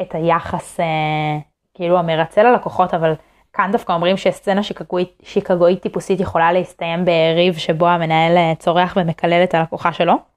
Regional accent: Israel

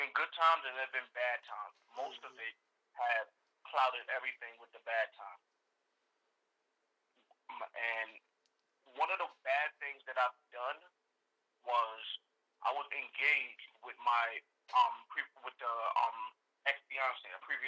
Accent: Long Island, New York, United States; I'm from Long Island, New York

